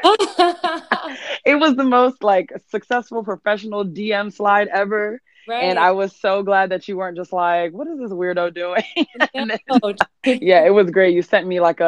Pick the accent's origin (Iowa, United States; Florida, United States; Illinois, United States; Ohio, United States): Florida, United States; Fort Lauderdale area, South; moved away as an adult; now in New York, United States; I'm from South Florida, Miami area, Fort Lauderdale area. I moved to New York going on 6 years now.